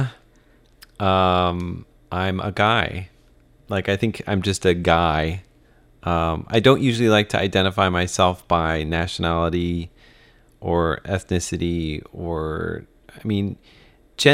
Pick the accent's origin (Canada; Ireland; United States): United States; moved away as an adult; now in Taiwan; I am American